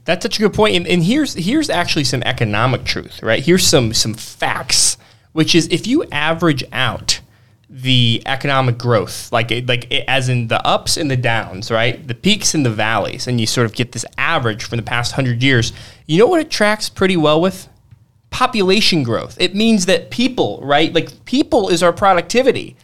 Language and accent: English; Missouri, United States; also born or lived in Washington, D.C.; I'm from Missouri, and then I lived in D C, and I live back in Missouri